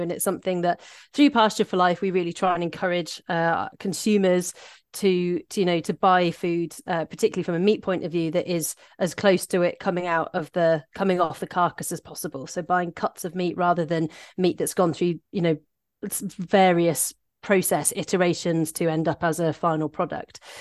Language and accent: English; Shropshire, West Midlands, United Kingdom; also born or lived in South East England; now in Aberdeenshire, United Kingdom; I grew up in very rural Shropshire